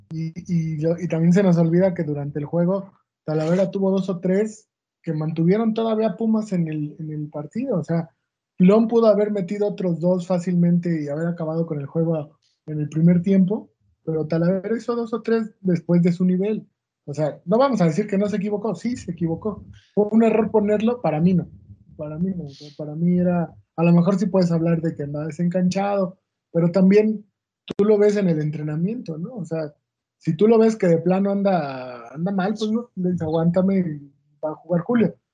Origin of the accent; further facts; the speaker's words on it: Mexico; como mexicanos